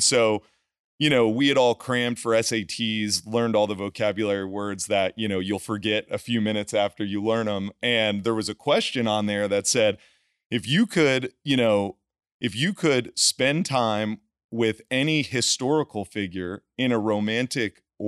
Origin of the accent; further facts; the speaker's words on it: Northeast, United States; growing up in the Northeast, it is an intensely competitive, great school systems, you know, public schools, a lot of competition to go to one of those like Ivy League Northeast schools